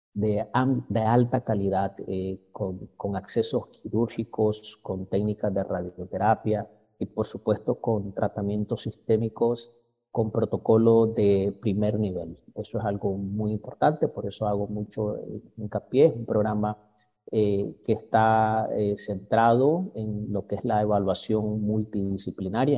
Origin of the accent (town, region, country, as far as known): Nicaragua; also born or lived in Mexico